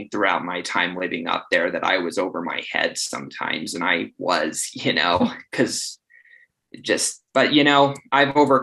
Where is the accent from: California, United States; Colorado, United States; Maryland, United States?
Colorado, United States; Estes Park; moved away as an adult; now in Phoenix, United States; as a kid of growing up in Estes